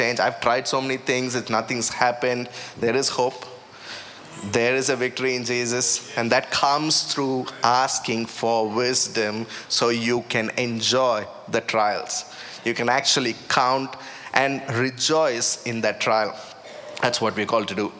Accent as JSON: {"language": "English", "country": "India", "tie": "born or raised there", "moved": "yes", "said": "I was about, 18, 19, you know, growing up in India"}